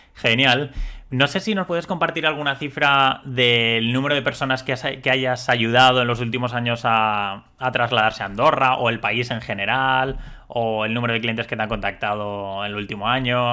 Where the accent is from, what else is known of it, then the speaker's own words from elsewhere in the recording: Valencian Community, Spain; los que somos de la Comunidad Valenciana